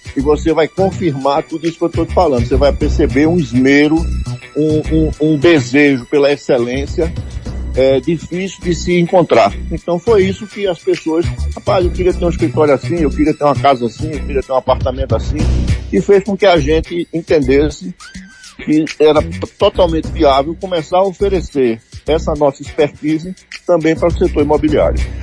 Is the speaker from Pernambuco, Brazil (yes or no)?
yes; Vitória de Santo Antão, Pernambuco, Brazil; also born or lived in Recife; now in Serra Talhada, Brazil; Eu, eu sou natural de Vitória de Santo Antão, é, fui morar em Recife com 15 anos de idade